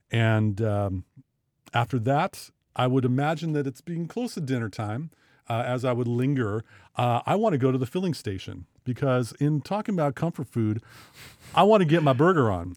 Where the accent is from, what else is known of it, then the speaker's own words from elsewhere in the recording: Bellingham, Washington, United States; we're from Bellingham and Waukeen County.